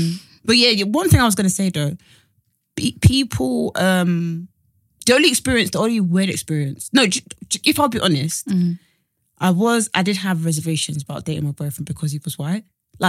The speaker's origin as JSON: {"language": "English", "country": "Nigeria", "said": "Like, you know, I'm black, I'm Nigerian."}